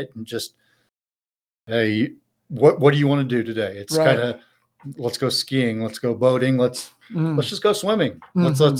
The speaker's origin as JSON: {"language": "English", "town": "La Porte", "region": "Indiana", "country": "United States", "tie": "born or raised there", "also_born_or_lived": "Crawfordsville, Indiana", "said": "So I grew up in Northwest Indiana, LaPorte. Uh-huh. My parents still live there. Went to LaPorte High School, played soccer, football, basketball, golf in high school."}